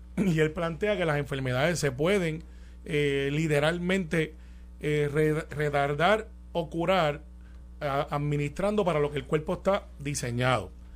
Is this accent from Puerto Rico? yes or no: yes; Guaynabo, Puerto Rico; yo soy de campo de Santa Rosa en Guaynabo y, y criado en Cantagallo, alias Singing Rooster. Allí en Guaynabo también